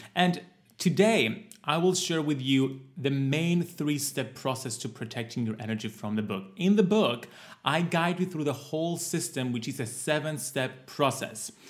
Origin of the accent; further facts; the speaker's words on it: Cyprus; my home country of Cyprus